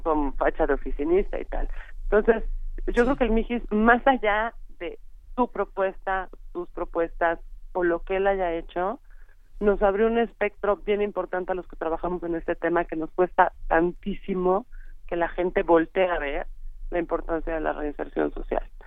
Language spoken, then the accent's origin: Spanish; Mexico; como mexicanos